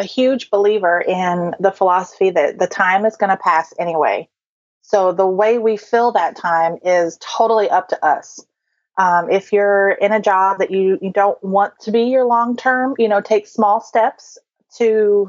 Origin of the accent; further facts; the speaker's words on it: Ohio, United States; also born or lived in Georgia / North Carolina; now in Michigan, United States; We just moved here, like you said, from Georgia, although I'm originally from Ohio. So I've lived in several different places, North Carolina also along the way.